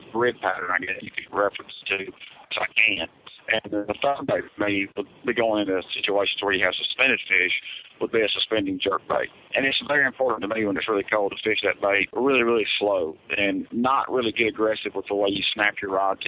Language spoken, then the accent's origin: English; South Mississippi, United States; I'm from South Mississippi